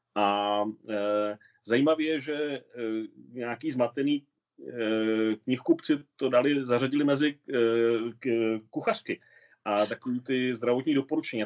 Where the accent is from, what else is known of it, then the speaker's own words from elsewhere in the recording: Hradec Králové, Hradec Králové Region, Czechia; moved away as an adult; also born or lived in Pardubice / Spain; now in Switzerland; nám Hradečákům se říká Mechováci nebo Otroci